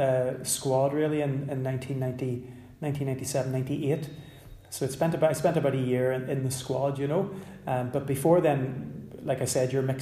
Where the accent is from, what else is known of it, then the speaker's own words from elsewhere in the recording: Belfast, Northern Ireland, United Kingdom; I grew up in West Belfast